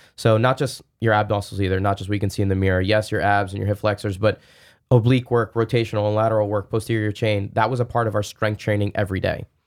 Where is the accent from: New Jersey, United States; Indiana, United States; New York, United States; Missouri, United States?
New Jersey, United States; I grew up in New Jersey, uh, not that far away from the city